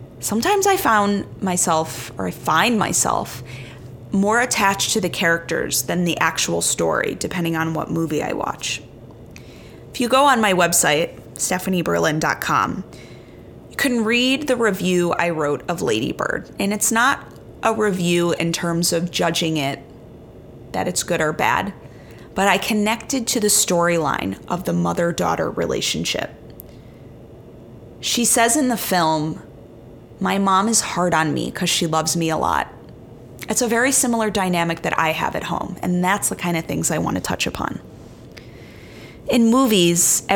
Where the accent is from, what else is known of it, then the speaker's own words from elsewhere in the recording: Chicago, Illinois, United States; moved away as an adult; also born or lived in New York City; Chicago is my hometown